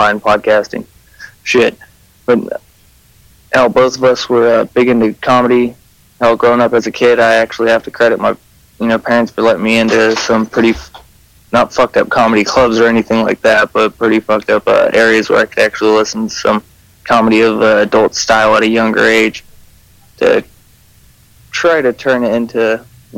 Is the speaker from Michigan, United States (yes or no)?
no; California, United States; I'm actually from the same shitty town that we talk about, him in California